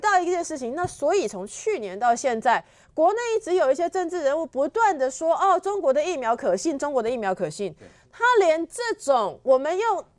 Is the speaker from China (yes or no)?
no; Taiwan; 我们台湾人